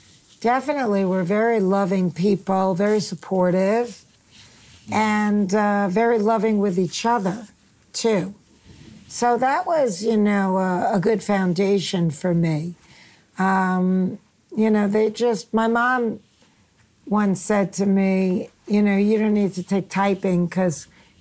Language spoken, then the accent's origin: English; Queens, New York, United States; Back in Queens, I didn't really dress like the other kids.